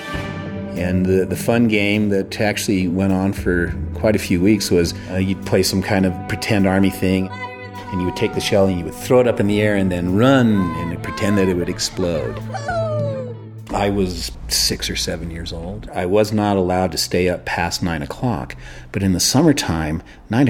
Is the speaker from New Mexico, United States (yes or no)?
yes; Los Alamos, New Mexico, United States; when I was a young boy growing up in Los Alamos